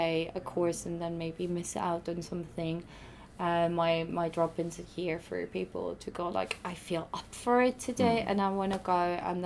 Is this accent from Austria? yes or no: yes; Austria; moved away; I'm originally from Austria